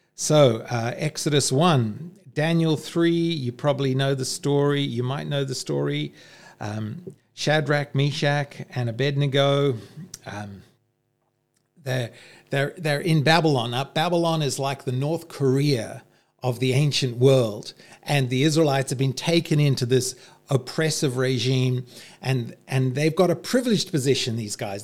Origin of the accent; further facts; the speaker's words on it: Zimbabwe; moved away as an adult; also born or lived in South Africa; now in Australia; growing up in the Civil War in Rhodesia and then in apartheid South Africa